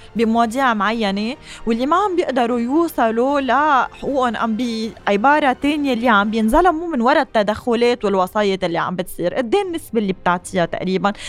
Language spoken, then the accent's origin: Arabic; Lebanon; ونحن كشعب لبناني